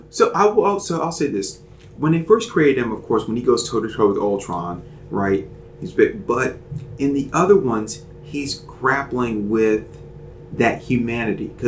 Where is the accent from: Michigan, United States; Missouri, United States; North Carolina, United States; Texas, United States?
North Carolina, United States; Charlotte; I'm from Charlotte.